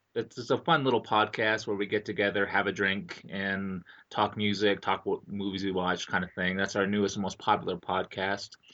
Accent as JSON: {"language": "English", "town": "Seattle", "region": "Washington", "country": "United States", "tie": "born or raised there", "moved": "yes", "lives_now": "Arizona, United States", "said": "I was born in Seattle, and I live in Arizona now"}